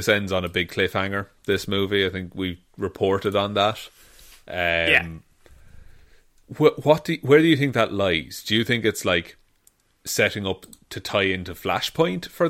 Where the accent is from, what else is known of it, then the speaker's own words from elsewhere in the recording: Ireland; being Irish